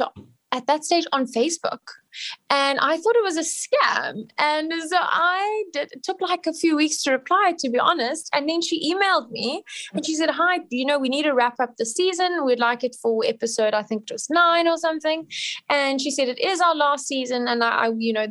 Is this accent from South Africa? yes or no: yes; South Africa; I'm South African